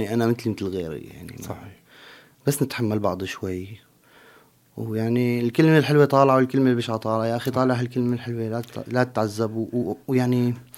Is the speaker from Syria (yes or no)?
yes; Syria; moved away as an adult; now in Turkey; اول ما طلعت من سوريا واجيت على تركيا